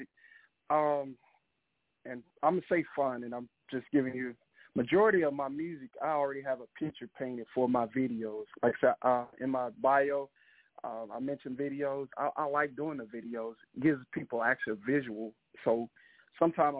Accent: Mississippi, United States; I'm from Mississippi, and I mean, we know we're right next door to Louisiana

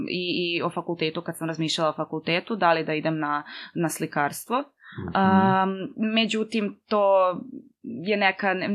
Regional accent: Belgrade, Serbia; moved away as an adult; now in Milan, Italy; sa Gardoša konkretno, uh, i tu su mi baka i deka uvek bili blizu, mm -hmm. uh, tako da išla sam i tu u osnovnu školu u Zemunu, uh, Svetozar Miletić

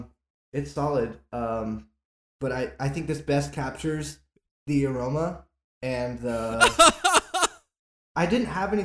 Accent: Ireland; I'm also Irish, so I can.

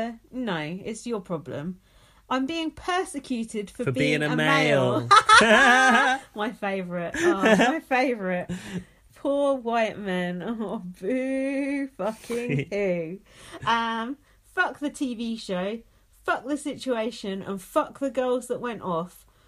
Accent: London, United Kingdom; Anyway, I'm from Uptown London, so don't mess with me.

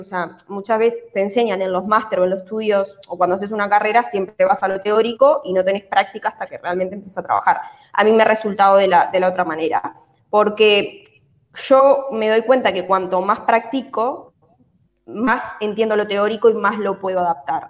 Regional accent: Uruguay; moved away as an adult; now in Spain; soy de Uruguay y estudié contabilidad en Uruguay

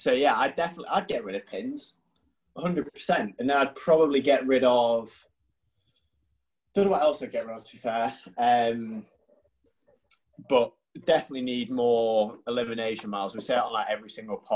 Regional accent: North East England, United Kingdom; I'm from the Northeast.

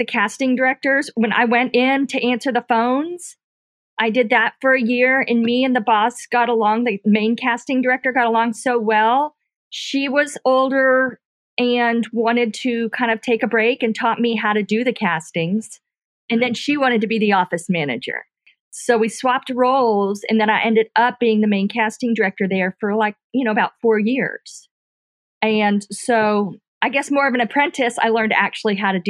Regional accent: Fort Lauderdale, Florida, United States; moved away as an adult; also born or lived in Tuscaloosa, Alabama / Atlanta, Georgia; now in Mobile, United States; I am from Fort Lauderdale, Florida. And so that's where I was born and raised.

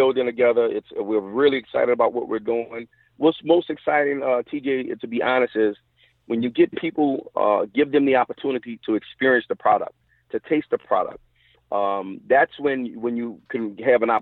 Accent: New Orleans, Louisiana, United States; in my hometown of New Orleans

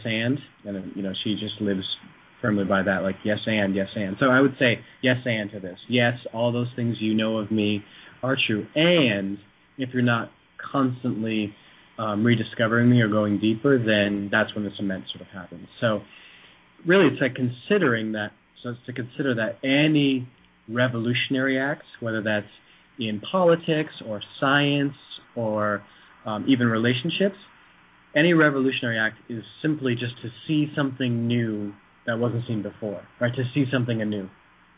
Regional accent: Vermont, United States; moved away; I'm from Vermont originally

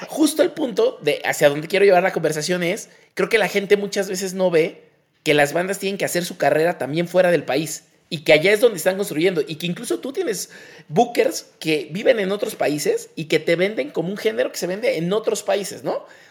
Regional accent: Mexico; como mexicanos somos permanentemente adolescentes

